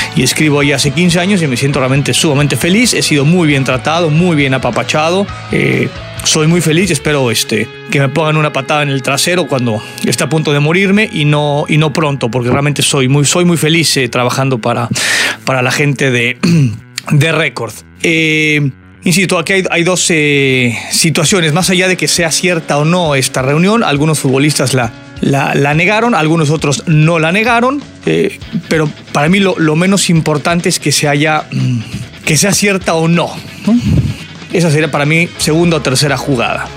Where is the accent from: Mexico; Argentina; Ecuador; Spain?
Mexico